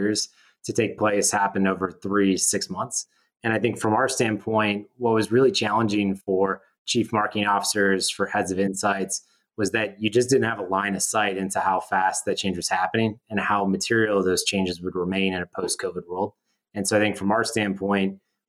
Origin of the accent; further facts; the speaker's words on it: Wisconsin, United States; I grew up in Wisconsin